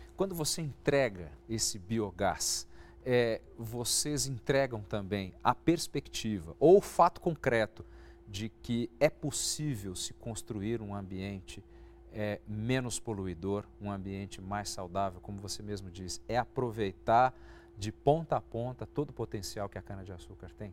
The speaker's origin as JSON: {"language": "Portuguese", "region": "interior of São Paulo", "country": "Brazil", "said": "eu venho de uma região do interior de São Paulo, em que a, a, as usinas de cana-de-açúcar são muito comuns."}